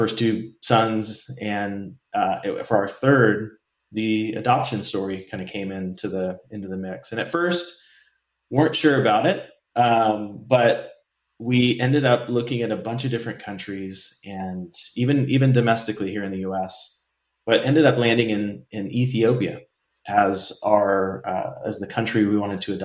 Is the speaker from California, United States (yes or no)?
yes; California, United States; also born or lived in San Diego / Santa Barbara; moved from San Diego back to Santa Barbara, where we met. We're from California